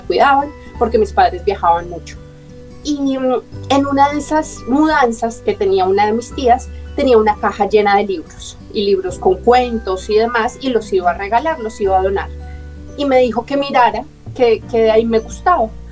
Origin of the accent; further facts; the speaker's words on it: Bogotá, Colombia; nací en Bogotá, Colombia